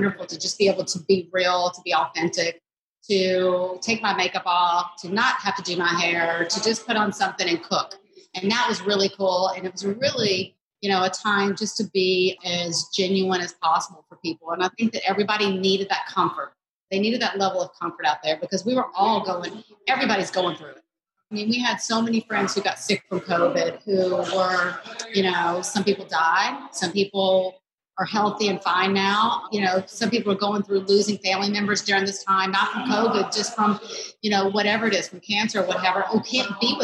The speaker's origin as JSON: {"language": "English", "town": "Jackson", "region": "Mississippi", "country": "United States", "tie": "born or raised there", "said": "Southern as well, growing up in Mississippi."}